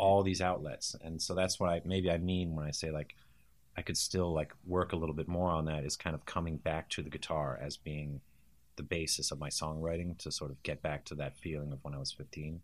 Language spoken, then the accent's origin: English; United States; born or raised there; also born or lived in England